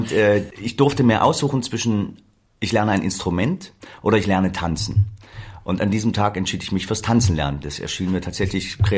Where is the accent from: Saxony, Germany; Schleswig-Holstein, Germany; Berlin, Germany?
Saxony, Germany; Leipzig; ich bin aufgewachsen in Leipzig-Grünau. Leipzig-Grünau ist so eine typische